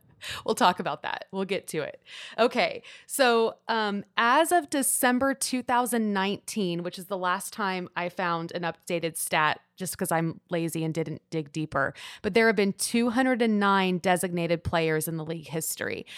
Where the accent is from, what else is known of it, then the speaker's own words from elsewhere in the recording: Houston, Texas, United States; now in Austin, United States; I'm from Houston